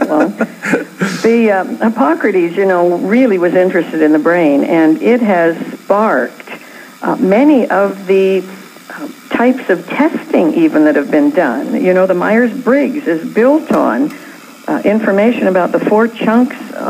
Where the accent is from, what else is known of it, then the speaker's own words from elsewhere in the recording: Canada; now in California, United States; I was born in Canada